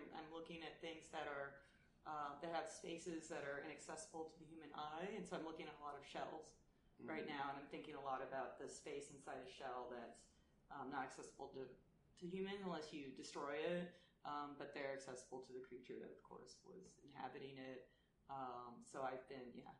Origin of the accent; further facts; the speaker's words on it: Los Angeles, California, United States; also born or lived in Germany; being a California artist, I mean, I grew up there. I'm from Los Angeles.